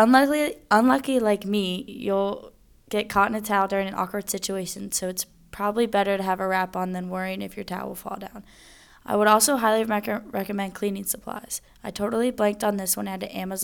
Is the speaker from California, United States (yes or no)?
no; Cincinnati, Ohio, United States; moved away; from Cincinnati, Ohio